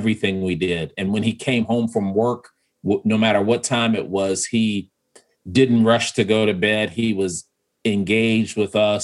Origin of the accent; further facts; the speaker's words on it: Chicago, Illinois, United States; moved away as an adult; now in Milwaukee, United States; I grew up, you know, we lived in Woodlawn for, you know, almost 3 years, the first 3 years of my life. Then we moved to South Shore